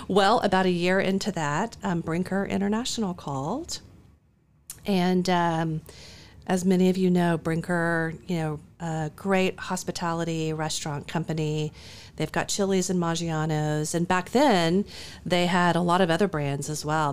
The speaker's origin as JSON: {"language": "English", "town": "Dallas", "region": "Texas", "country": "United States", "tie": "born or raised there", "said": "growing up in Dallas"}